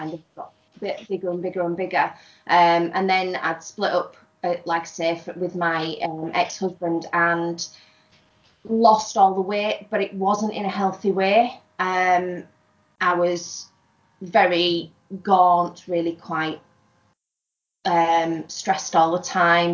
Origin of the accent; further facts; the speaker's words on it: near Scarborough, Yorkshire and the Humber, United Kingdom; I am from North Yorkshire, somewhere near Scarborough.